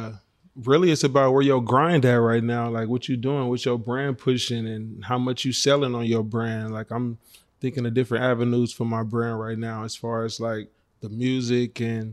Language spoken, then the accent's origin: English; Oakland, California, United States; Yeah, I'm from the town. I'm from Oakland.